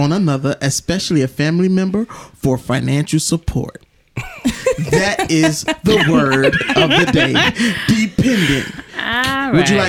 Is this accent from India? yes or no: no; New York, United States